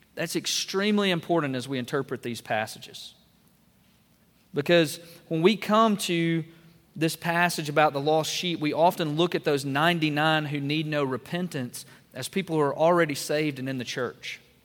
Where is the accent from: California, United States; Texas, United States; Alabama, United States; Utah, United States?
Alabama, United States; Double Springs; I grew up in Northwest Alabama in Double Springs